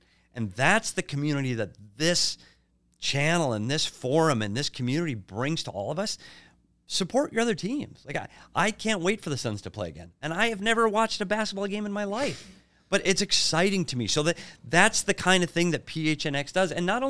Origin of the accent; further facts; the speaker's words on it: Minnesota, United States; And I'm not naive enough to know that I'm from Minnesota.